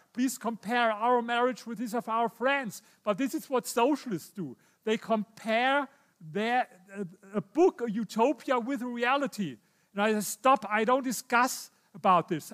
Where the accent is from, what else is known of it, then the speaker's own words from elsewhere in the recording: Germany; I come from Germany.